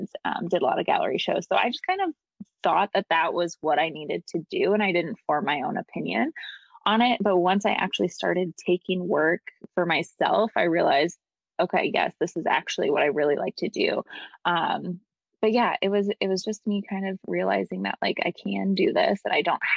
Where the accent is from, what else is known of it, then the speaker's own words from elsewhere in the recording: Iowa, United States; moved away as an adult; also born or lived in Los Angeles, California; I'm from Iowa, people started seeing me do this and they started flying me back to Iowa to shoot weddings